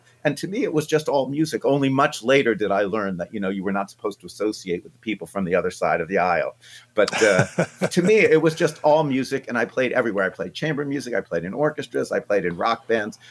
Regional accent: a suburb of New York City, United States; also born or lived in Alaska; I was actually born in New York City, but then quickly moved to Alaska, though I have very little memory of it, and then grew up sort of outside of New York City in a little suburb of New York

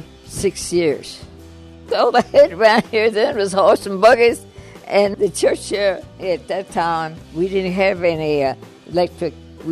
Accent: Knoxville, Maryland, United States; I was born in Pleasant Valley the third month, 24th day, 1911. And I've lived here in Pleasant Valley all my life. I've been in this church, Mamariah, for a long time.

